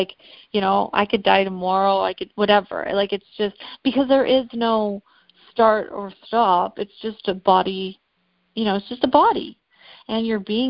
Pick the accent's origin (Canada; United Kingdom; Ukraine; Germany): Canada; now in South Carolina, United States; I'm from Canada originally. I live in South Carolina now.